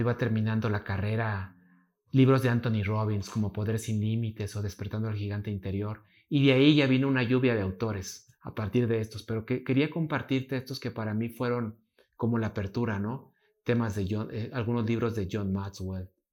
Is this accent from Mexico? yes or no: yes; Mexico; como mexicanos